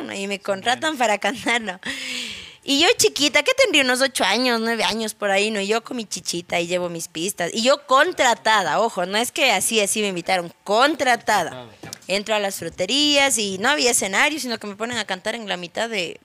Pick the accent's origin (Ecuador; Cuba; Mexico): Ecuador; Quito, Pichincha; yo soy nacida en Quito